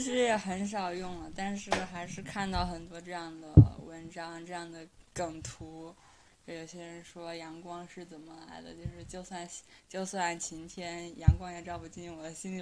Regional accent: China; moved away; 我们中国人

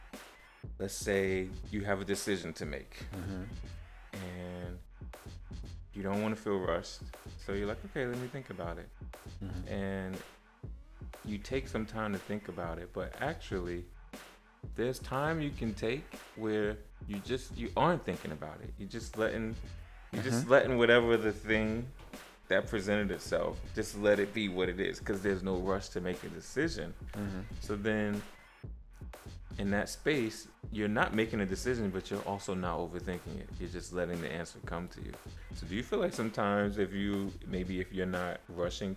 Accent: New York City, New York, United States; growing up in Brooklyn, everything is ax

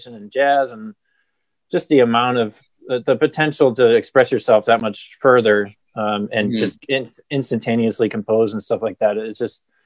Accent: Cleveland, Ohio, United States; I'm from Cleveland originally

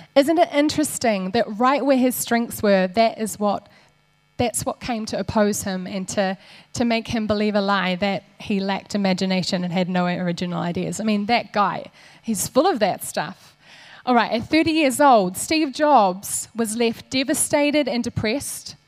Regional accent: Waikato, New Zealand; I grew up here in the Waikato on a farm.

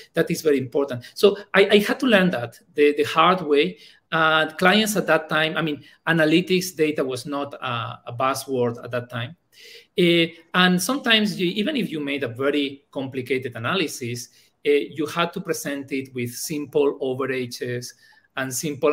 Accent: Bilbao, Basque Country, Spain; first language Spanish; English is a second language; moved away as an adult; also born or lived in Germany; now in Thailand; I studied telecom engineering uh, in my hometown in Bilbao

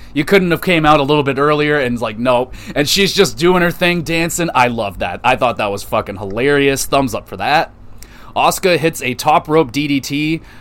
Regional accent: Canada; Canada, baby, my home country

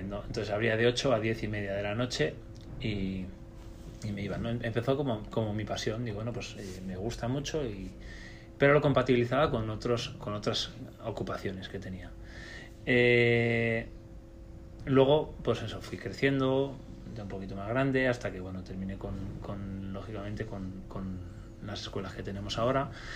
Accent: Spain; nosotros somos españoles

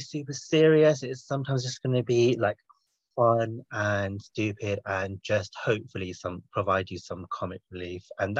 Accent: England, United Kingdom; now we're back in our home countries, England and America

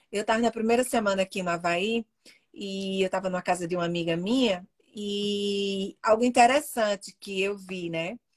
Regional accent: Minas Gerais, Brazil; E eu, como sou mineira, sei fazer linguiça.

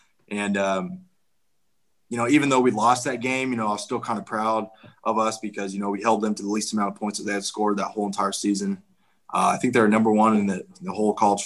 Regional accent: Kansas, United States; I'm from Kansas

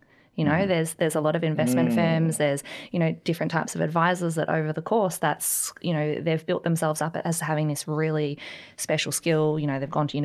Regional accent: Melbourne, Victoria, Australia; moved away as an adult; now in New Zealand; I'm originally from Melbourne. And I was a financial advisor in Australia. Did that for 8 years. Moved here.

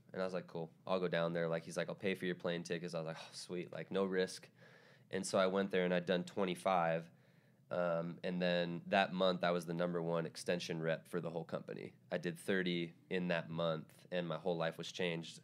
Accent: Tacoma, Washington, United States; moved away; I'm from Tacoma, which is about forty-five minutes south

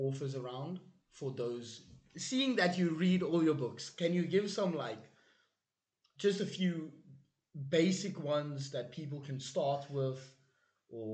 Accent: South Africa; We are from South Africa

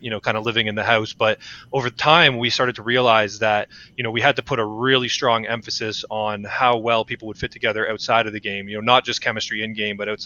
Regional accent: Toronto, Ontario, Canada; Toronto being born and raised from here

